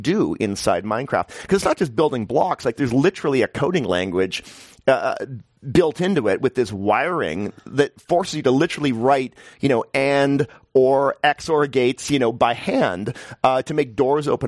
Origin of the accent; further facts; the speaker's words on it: Canada; now in New York, United States; I'm Canadian